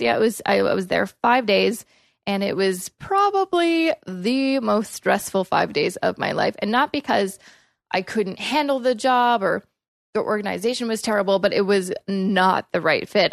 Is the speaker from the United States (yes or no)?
no; Coquitlam, British Columbia, Canada; moved away as an adult; also born or lived in Vancouver; now in Toronto, Canada; I grew up in Coquitlam, which is a suburb, um, of Vancouver.